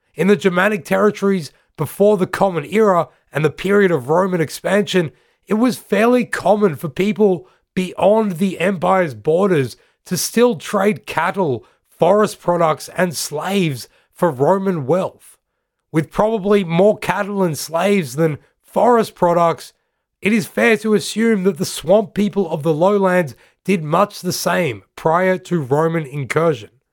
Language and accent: English; Australia; I'm from Australia